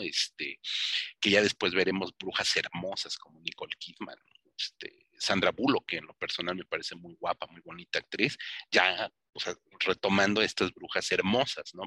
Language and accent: Spanish; Mexico; Para los que somos mexicanos